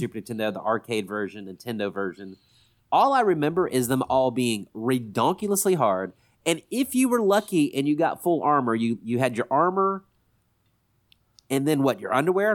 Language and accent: English; Columbus, Mississippi, United States; also born or lived in Forest, Mississippi; we grew up in Columbus, Mississippi, which is a lot bigger than Forest, Mississippi, where we all went to high school together